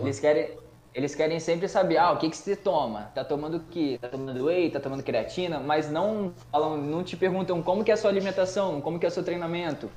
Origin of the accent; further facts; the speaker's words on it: Cachoeiro de Itapemirim, Espírito Santo, Brazil; Sou de Cachoeiro, tenho 24 anos